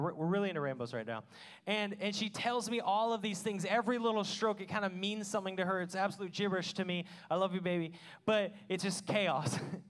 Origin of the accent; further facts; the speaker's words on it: Washington, United States; I mean, I'm from Washington. I rarely ever saw stars till I moved here.